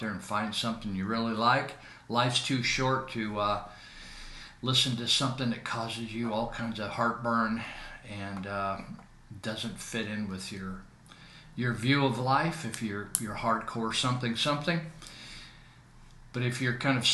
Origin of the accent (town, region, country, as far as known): Northern California, United States